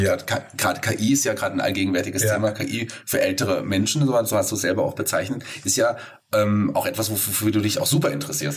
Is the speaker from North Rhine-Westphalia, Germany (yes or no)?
no; Fulda, Hesse, Germany; ich bin leider zwar gebürtiger Fulderer